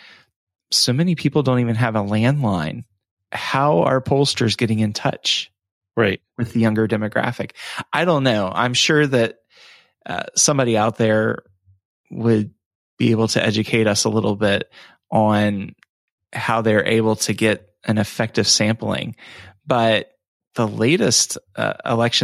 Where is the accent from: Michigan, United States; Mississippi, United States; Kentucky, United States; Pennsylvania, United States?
Kentucky, United States; my home state of Kentucky